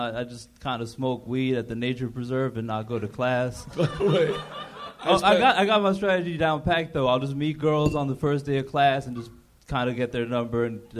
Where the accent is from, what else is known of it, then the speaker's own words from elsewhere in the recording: Ecuador; moved away; I was born out in Ecuador, so my parents are like immigrants and shit. My dad's Puerto Rican